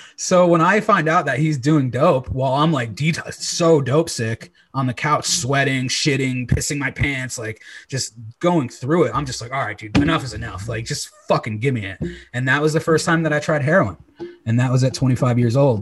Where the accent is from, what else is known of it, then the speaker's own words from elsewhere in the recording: Old Saybrook, Connecticut, United States; moved away as an adult; also born or lived in Los Angeles, California; right now I'm currently in my hometown, Old Saybrook, Connecticut.